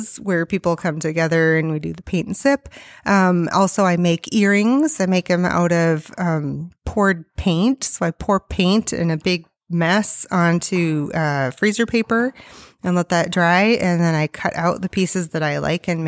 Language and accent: English; Spillville, Iowa, United States; And so I grew up outside of Spillville on a mm-hmm. farm. Conover would be the name of the little town that was next to where I grew up.